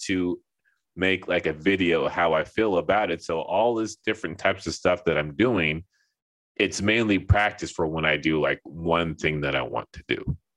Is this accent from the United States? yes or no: yes; Los Angeles, California, United States; moved away as an adult; also born or lived in Seattle / Texas / Linden, New Jersey; I grew up in Los Angeles, so like, you know, it's the whole melting pot thing over there